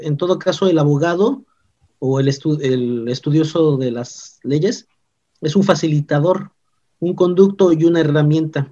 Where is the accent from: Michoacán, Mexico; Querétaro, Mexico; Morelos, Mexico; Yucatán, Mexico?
Yucatán, Mexico; Mérida; also born or lived in Mexico City; Yo nací en la Ciudad de México en, 1980. Este, para finales del 85, mis padres, mis hermanos y otros familiares más la se toma la decisión que nos vengamos a vivir acá a la ciudad de Mérida, pues tengo, he sido educado por yucatecos